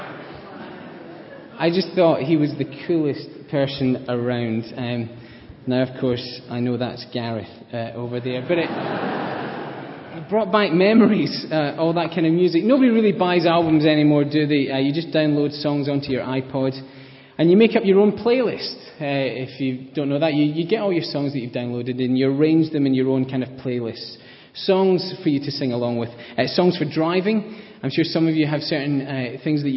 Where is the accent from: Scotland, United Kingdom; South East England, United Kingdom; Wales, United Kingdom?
Scotland, United Kingdom; accent: Scottish; moved away; with my Scottish accent